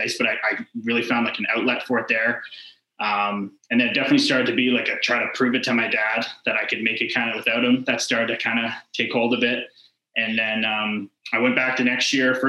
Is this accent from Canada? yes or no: yes; close to Toronto, Ontario, Canada; growing up in Ontario, close to Toronto